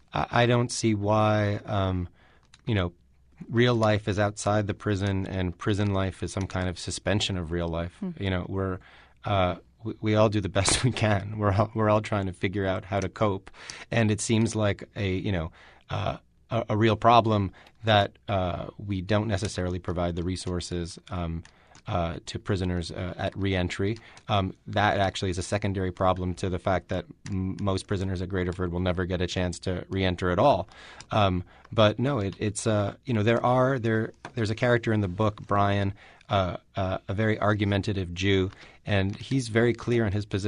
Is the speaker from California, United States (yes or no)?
no; New York City, New York, United States; You know, I grew up in New York City, and you know, you mistake where you're from for the world, especially if you're from New York.